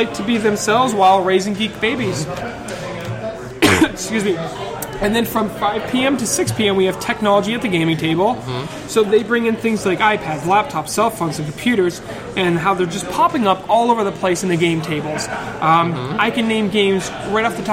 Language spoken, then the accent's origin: English; Massachusetts, United States; accent: Massachusetts; That's my Massachusetts accent